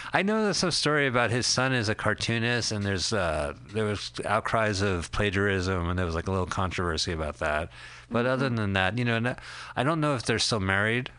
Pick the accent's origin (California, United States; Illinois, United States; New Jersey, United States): New Jersey, United States; Montclair; we are from Montclair, New Jersey